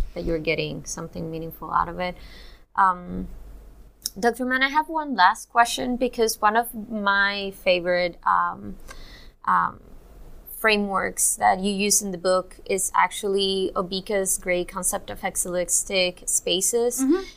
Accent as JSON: {"language": "English", "country": "Cuba", "said": "I'm also Cuban"}